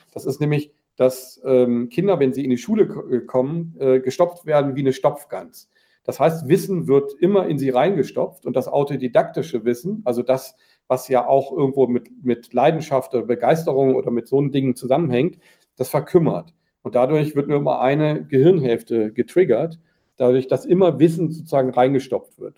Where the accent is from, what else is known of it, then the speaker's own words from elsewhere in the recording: Germany; als Deutsche